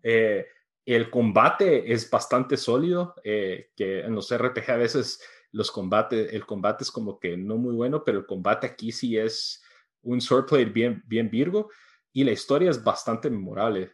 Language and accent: Spanish; New York City, New York, United States; viviendo en Nueva York, que crecí en The Bronx